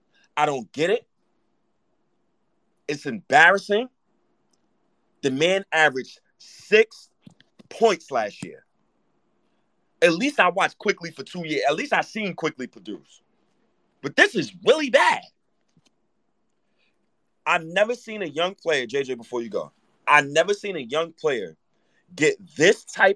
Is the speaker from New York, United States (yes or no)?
yes; New York City, New York, United States; I'm from Harlem. Me and Obi's from New York.